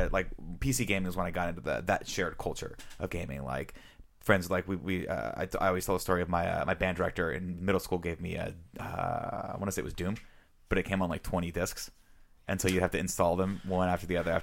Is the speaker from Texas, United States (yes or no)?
no; Riverside, California, United States; moved away; I grew up in Riverside